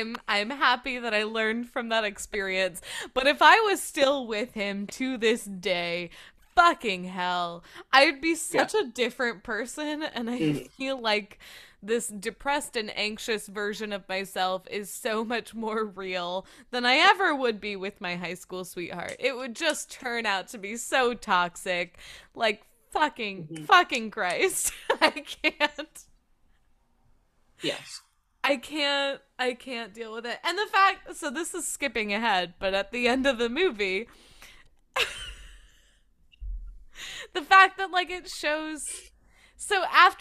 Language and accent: English; Midwest, United States; I grew up in the Midwest